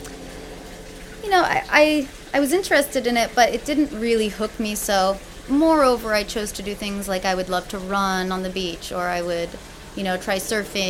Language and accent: English; Oceanside, California, United States; I'm a Southern California native. I was born in Oceanside